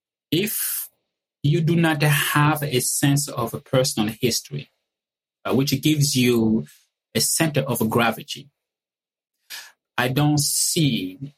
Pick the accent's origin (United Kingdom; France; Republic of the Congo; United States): Republic of the Congo; moved away; I was born and raised in the Republic of the Congo, which happens to be a French colony.